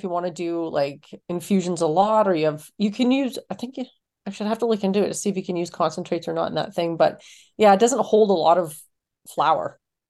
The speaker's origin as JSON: {"language": "English", "country": "Canada", "said": "I'm Canadian, of course."}